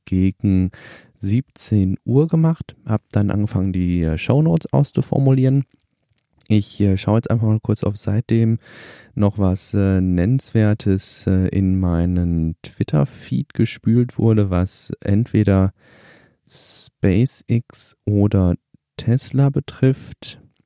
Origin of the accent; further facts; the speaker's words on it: Germany; bei uns in Deutschland